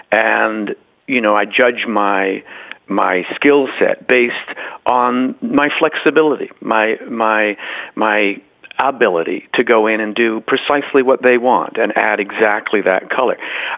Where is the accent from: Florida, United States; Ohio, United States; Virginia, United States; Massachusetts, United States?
Massachusetts, United States; Boston; born there; I mean, I'm very lucky to have been born in Boston because my parents were trying to, you know, figure out what they were doin